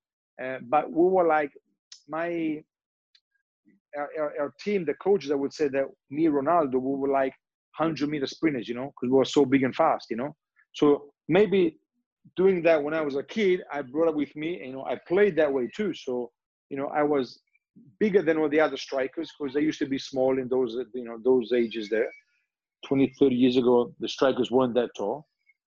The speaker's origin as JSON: {"language": "English", "country": "Australia", "tie": "born or raised there", "also_born_or_lived": "Turin, Italy", "moved": "yes", "said": "I grew up in Australia"}